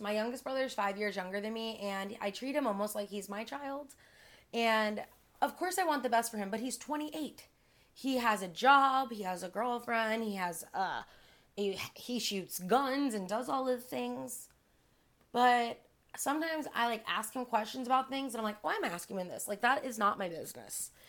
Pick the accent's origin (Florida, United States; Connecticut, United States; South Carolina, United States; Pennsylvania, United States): Florida, United States; Miami; I'm born and raised in Miami